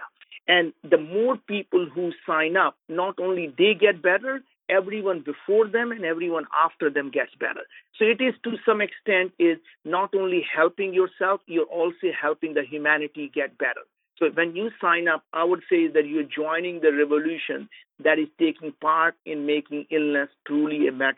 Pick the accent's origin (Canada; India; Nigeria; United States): India; As being an Indian